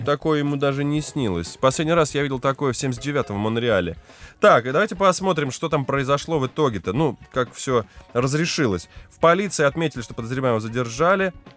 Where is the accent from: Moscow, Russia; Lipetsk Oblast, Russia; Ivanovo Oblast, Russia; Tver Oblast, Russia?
Lipetsk Oblast, Russia; Lipetsk; Я хотя бы из Липы, с задворок.